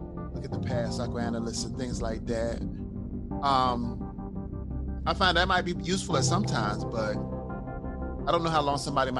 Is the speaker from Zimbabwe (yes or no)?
no; Haiti; now in United States; I'm not even typically your typical American. I come from Haiti.